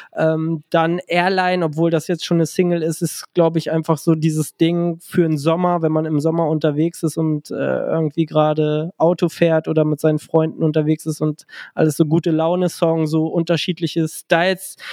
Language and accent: German; Gifhorn, Lower Saxony, Germany; now in Berlin, Germany; ich komme ja ursprünglich aus der Kleinstadt Gifhorn. Ähm, jetzt lebe ich ja in Berlin, aber damals war ich da regional sehr verwurzelt